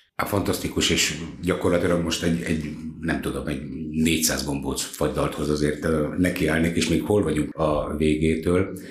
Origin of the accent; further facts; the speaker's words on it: Hungary; mi magyarok vagyunk, meg büszkék vagyunk erre